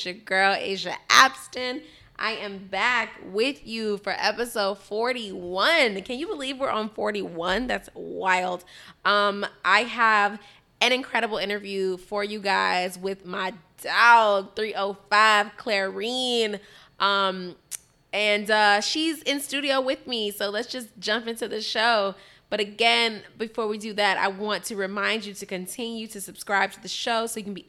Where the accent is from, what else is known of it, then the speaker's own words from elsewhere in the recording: Chicago, Illinois, United States; I'm from Chicago